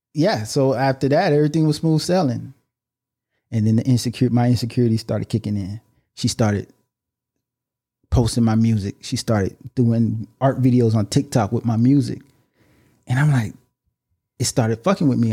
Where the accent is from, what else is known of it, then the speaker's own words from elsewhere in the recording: Miami, Florida, United States; We're from Miami